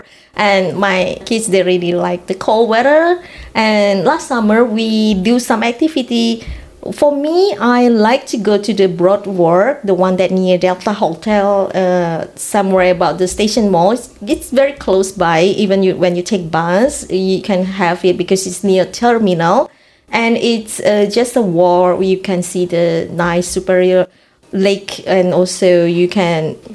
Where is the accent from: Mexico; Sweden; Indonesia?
Indonesia; moved away as an adult; now in Sault Ste. Marie, Canada; I'm coming from Indonesia.